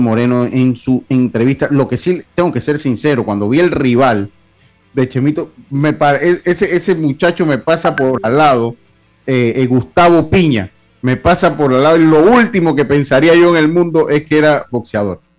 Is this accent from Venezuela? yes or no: no; Los Santos, Panama; Yo sigo siendo santeño si yo soy allá. Yo soy cédula 7